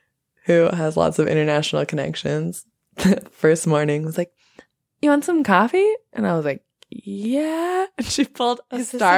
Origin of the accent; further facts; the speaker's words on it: Portland, Oregon, United States; accent: blend of L A and Portland; moved away as an adult; also born or lived in Los Angeles; now in Nepal; I am from Portland.